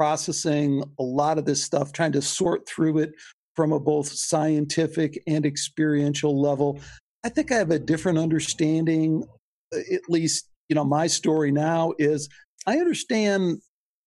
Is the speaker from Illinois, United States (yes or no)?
yes; La Grange, Illinois, United States; Growing up in Chicago, we were Greek